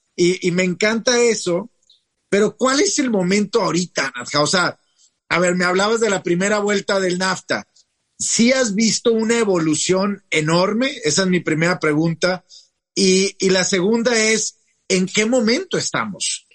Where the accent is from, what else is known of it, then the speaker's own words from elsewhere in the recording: Coahuila, Mexico; Yo soy de Coahuila